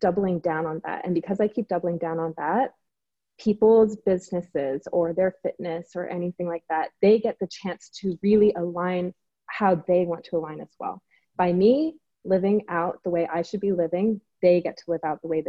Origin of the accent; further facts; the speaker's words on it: Singapore; now in Los Angeles, United States; I'm from Singapore originally, but now I live